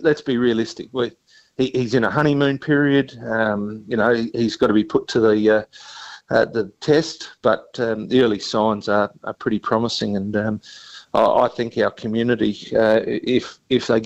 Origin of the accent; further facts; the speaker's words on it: Mount Gambier, South Australia, Australia; growing up in Mount Gambier